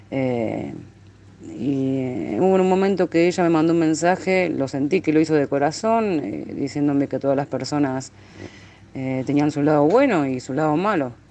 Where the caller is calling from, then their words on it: Rosario, Santa Fe, Argentina; de Argentina, Rosario.